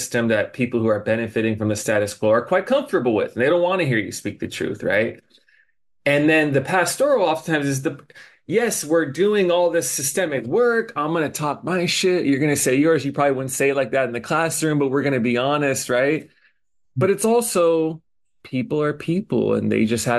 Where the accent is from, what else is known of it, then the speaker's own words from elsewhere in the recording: Indiana, United States; now in Honolulu, United States; I go back to my hometown in Indiana